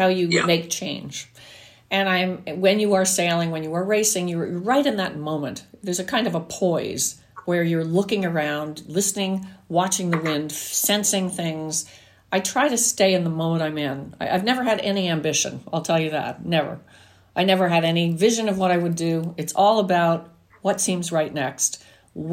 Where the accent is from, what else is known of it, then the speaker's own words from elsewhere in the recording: New Jersey, United States; me growing up in New Jersey